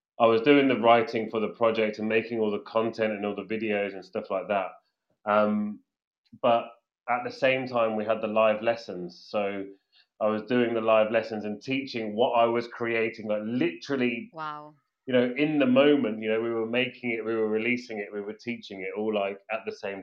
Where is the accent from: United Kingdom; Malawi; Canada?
United Kingdom; England; accent: British English; I am English. I speak a very British English